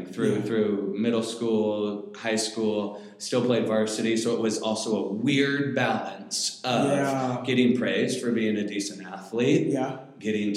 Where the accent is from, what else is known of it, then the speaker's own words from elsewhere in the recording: Federal Way, Washington, United States; I grew up in Federal Way my whole life.